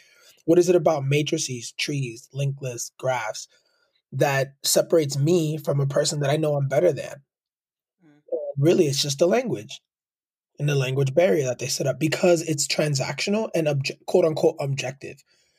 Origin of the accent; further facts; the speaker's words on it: California, United States; Furthermore, I'm from the Bay Area and aspire to work at a big tech company.